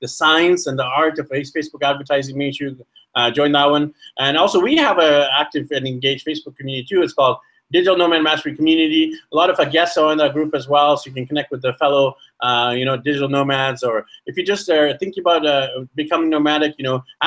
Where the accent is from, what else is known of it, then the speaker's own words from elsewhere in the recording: Vancouver, British Columbia, Canada; moved away as an adult; now in Medellin, Colombia; I'm from Vancouver, BC, Canada